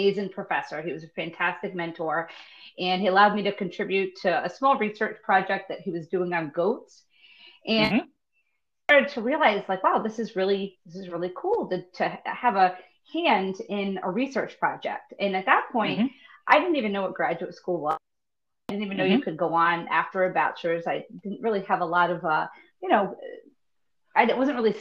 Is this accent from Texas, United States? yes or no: no; Rhode Island, United States; moved away as an adult; also born or lived in Florida; I grew up in Rhode Island, born and raised